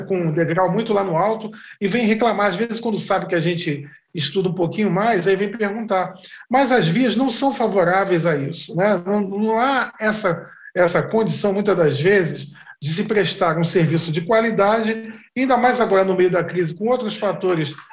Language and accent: Portuguese; Rio de Janeiro, Brazil; eu sou carioca, sou filho de carioca com pernambucana